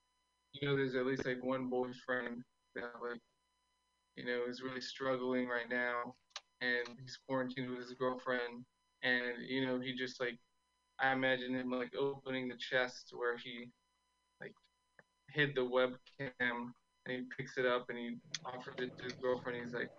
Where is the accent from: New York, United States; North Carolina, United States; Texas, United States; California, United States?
Texas, United States; Austin; I'm from Austin. I think it's been crazy here.